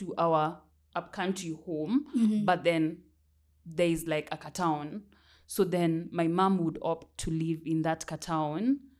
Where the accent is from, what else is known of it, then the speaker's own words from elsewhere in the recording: Mwingi, Kitui County, Kenya; moved away; So my Shags is in Kitui. Mm-hmm. Specifically, I come from Mwingi, in Kitui County. So then it's also not so far from Nairobi, I would say. That's where Shags is.